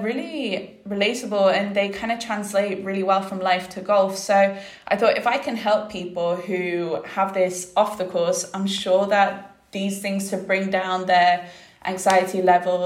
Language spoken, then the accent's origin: English; Spain; growing up in Spain, you're on golf courses all the time